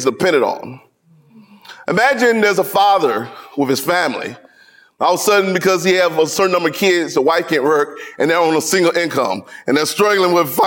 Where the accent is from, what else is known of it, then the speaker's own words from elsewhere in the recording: the South, United States; as a Southerner, sometimes I talk fast